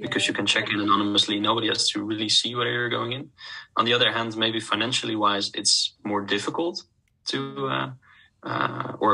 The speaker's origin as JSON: {"language": "English", "country": "Netherlands", "said": "I'm from the Netherlands"}